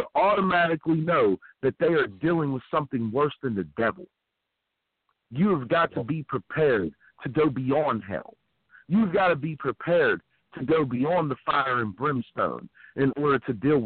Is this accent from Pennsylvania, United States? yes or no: yes; Philadelphia, Pennsylvania, United States; moved away; also born or lived in Uniontown, Pennsylvania; I'm originally a Philly guy